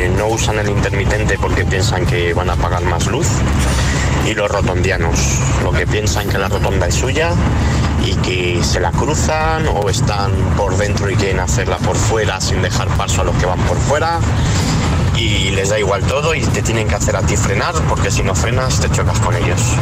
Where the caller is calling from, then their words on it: Madrid, Community of Madrid, Spain; Buenos días, agitadores. … de Madrid.